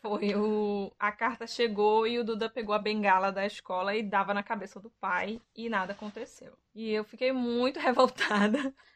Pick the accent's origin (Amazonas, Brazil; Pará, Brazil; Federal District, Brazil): Pará, Brazil; no meu país, Pará